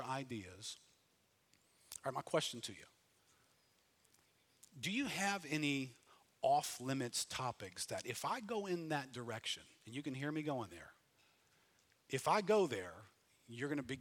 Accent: New Orleans, Louisiana, United States; I grew up in New Orleans

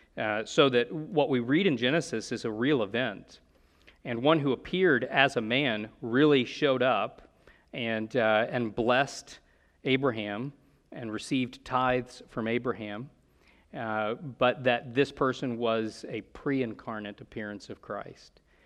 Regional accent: United States; we're Americans

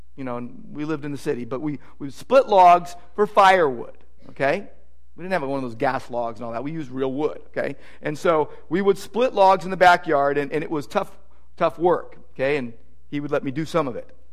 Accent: Downey, California, United States; growing up in Downey, just, you know, 20 miles from Disneyland.

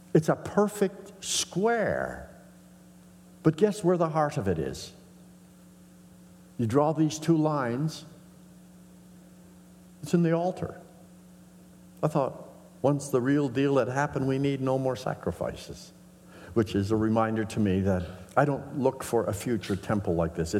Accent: northern Saskatchewan, Canada; growing up in the Mennonite Brethren Church in northern Saskatchewan

